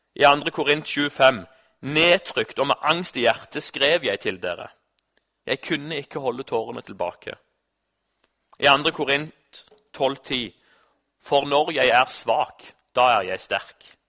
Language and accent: Norwegian; Norway; Jeg er jo nordmann